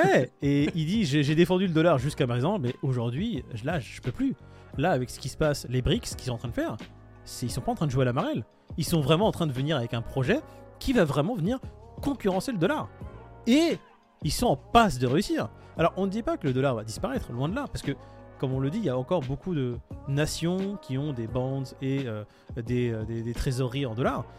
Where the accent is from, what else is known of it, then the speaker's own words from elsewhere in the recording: France; nous en tant que Français